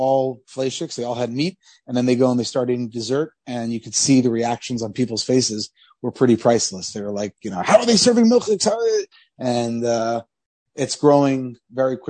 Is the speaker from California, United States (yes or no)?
no; Columbus, Ohio, United States; we grew up in Columbus, Ohio.